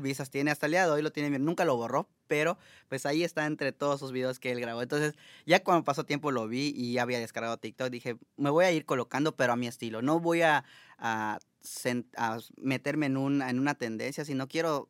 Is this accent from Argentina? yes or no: no; Mérida, Yucatán, Mexico; moved away as an adult; now in Montreal, Canada; Yo soy de Mérida, Yucatán, México.